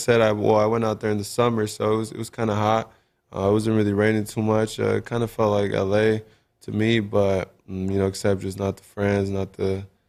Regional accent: Los Angeles, California, United States; moved away as an adult; now in Seattle, United States; I'm from sunny

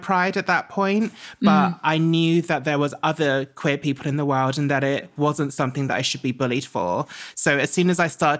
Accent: Essex, East of England, United Kingdom; I grew up in Essex.

